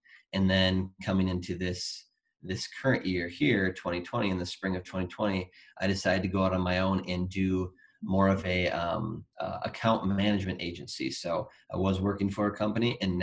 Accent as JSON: {"language": "English", "region": "Wisconsin", "country": "United States", "also_born_or_lived": "Colorado", "moved": "as an adult", "said": "I moved from Colorado back to Wisconsin, which I'm originally from"}